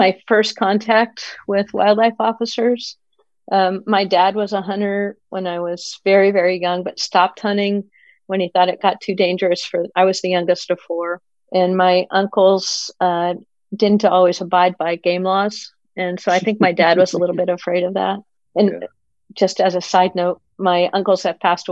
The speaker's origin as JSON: {"language": "English", "region": "Pennsylvania", "country": "United States", "tie": "born or raised there", "also_born_or_lived": "Colorado", "moved": "as an adult", "lives_now": "California, United States", "said": "I grew up in Pennsylvania"}